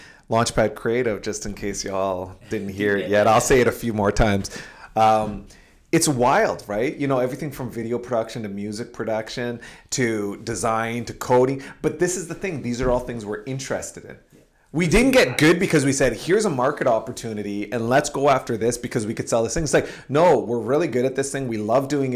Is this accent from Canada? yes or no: yes; Sudbury, Ontario, Canada; I am from Sudbury